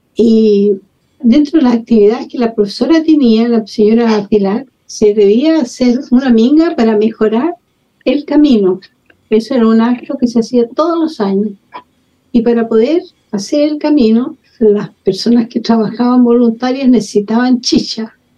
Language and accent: Spanish; Santiago, Santiago Metropolitan Region, Chile; moved away as an adult; also born or lived in Peru / Ecuador / France / Algeria; Yo soy nacida en Santiago de Chile hace no sé cuántas décadas. Estudié, me crié todo en, Santiago.